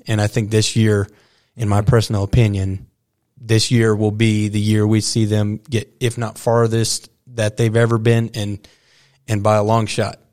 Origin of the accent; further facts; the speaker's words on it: Dumas, Texas, United States; also born or lived in Stratford, Texas; growing up around the Dumas Demon roots and uh, graduating really close in this 806 area at, uh, you know, Stratford